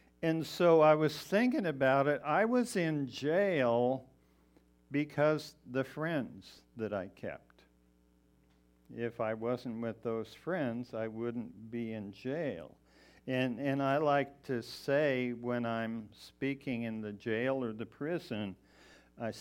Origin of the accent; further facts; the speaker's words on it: Colorado Springs, Colorado, United States; moved away as an adult; also born or lived in Missoula, Montana; I was actually born and raised in Colorado Springs.